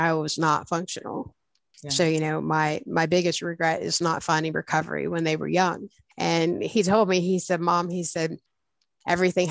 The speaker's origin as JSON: {"language": "English", "region": "Pennsylvania", "country": "United States", "tie": "born or raised there", "moved": "as an adult", "lives_now": "West Virginia, United States", "said": "We were about a half hour away from my hometown"}